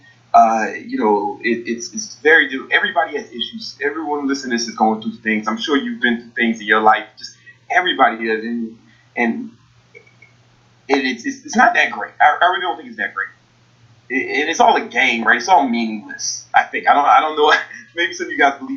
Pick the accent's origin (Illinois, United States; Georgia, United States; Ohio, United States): Illinois, United States; Chicago; I'm from Southside Chicago.